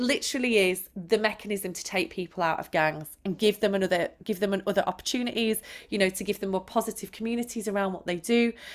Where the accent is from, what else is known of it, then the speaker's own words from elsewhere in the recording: Manchester, North West England, United Kingdom; I was brought up in Manchester